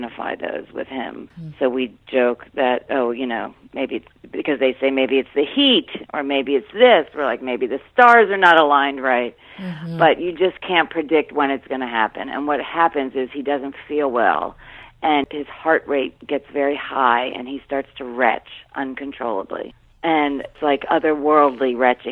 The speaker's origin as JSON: {"language": "English", "town": "Rockville", "region": "Maryland", "country": "United States", "tie": "born or raised there", "said": "I grew up in the Washington suburbs in Rockville, Maryland"}